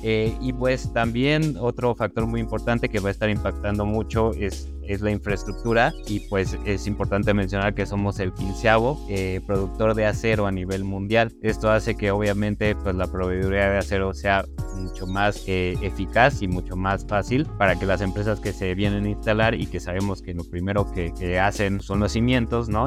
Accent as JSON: {"language": "Spanish", "country": "Mexico"}